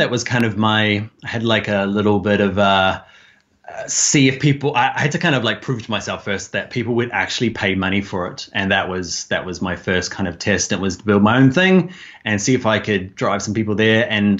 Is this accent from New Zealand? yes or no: yes; New Zealand; now in Ireland; So I'm a Kiwi.